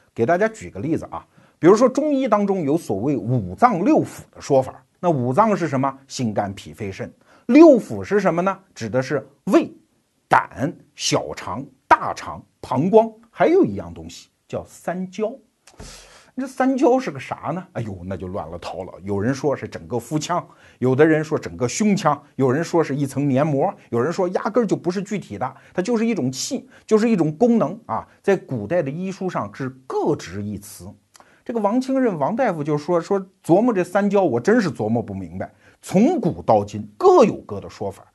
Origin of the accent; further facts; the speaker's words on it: China; 我们中国人